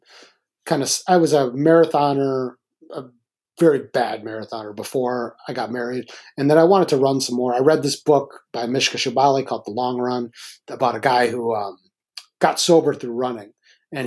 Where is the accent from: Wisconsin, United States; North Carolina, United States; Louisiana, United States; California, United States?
Wisconsin, United States; Milwaukee; I grew up in Milwaukee.